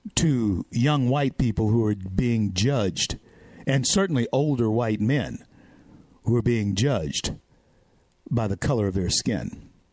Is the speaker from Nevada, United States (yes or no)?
no; Shreveport, Louisiana, United States; in my hometown, Shreveport, Louisiana